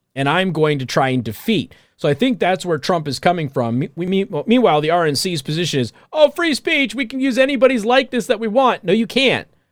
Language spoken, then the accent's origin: English; Las Vegas, Nevada, United States; my hometown, Las Vegas, Clark County particularly